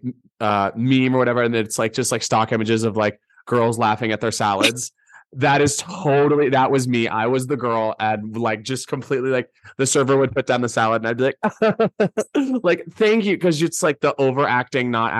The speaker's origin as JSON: {"language": "English", "region": "Georgia", "country": "United States"}